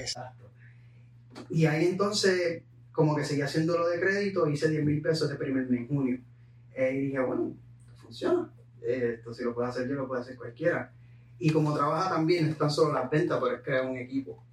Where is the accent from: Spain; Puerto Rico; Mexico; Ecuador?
Puerto Rico; moved away; yo vengo de Puerto Rico, eh, mi madre pues falleció a los 11 años, yo tenía 11